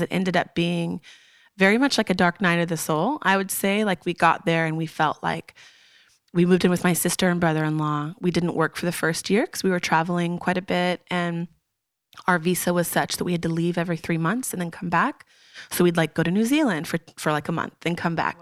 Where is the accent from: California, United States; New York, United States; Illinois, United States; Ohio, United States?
California, United States; Long Beach; moved away as an adult; also born or lived in Kansas / Texas / Missouri / San Diego; I grew up in Long Beach, California